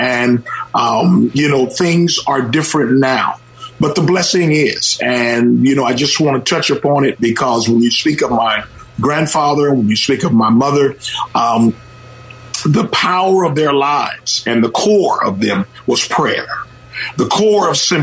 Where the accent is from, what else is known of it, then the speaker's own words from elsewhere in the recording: Oakland, California, United States; I was raised in the Oakland of yesterday, and the beautiful Lake Merritt